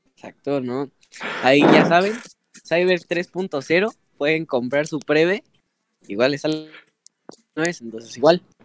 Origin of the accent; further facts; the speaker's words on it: Mexico; nosotros, que somos mexicanos